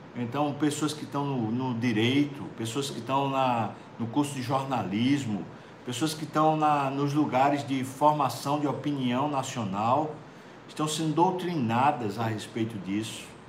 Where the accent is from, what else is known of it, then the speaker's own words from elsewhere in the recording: Recife, Pernambuco, Brazil; do Recife, especialmente, a minha terra